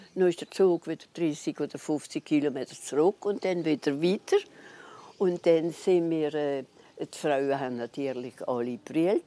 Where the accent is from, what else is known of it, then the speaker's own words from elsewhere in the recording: Neuwiller, Grand Est, France; ich bin auf die Welt in Neuwil selber. Und dann seitdem wohne ich immer in Neuwil